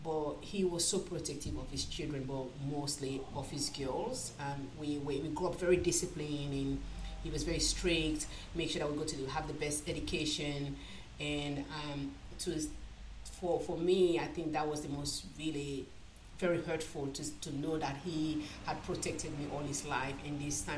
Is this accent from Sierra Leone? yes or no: yes; Freetown, Western Area, Sierra Leone; moved away as an adult; now in Australia; I came to Australia in 2000. I was born originally from Sierra Leone. I was born in Sierra Leone, Freetown, the capital city, which is Freetown.